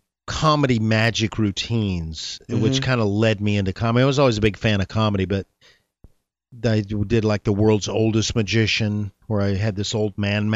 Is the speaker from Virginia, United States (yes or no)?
no; Dallas, Texas, United States; moved away; Actually, I was born in Dallas. I'm from Dallas originally.